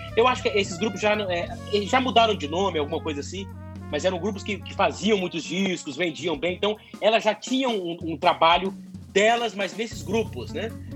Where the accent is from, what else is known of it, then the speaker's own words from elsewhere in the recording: Campo Grande, Mato Grosso do Sul, Brazil; Eu sou de Campo Grande, nasci já em Campo Grande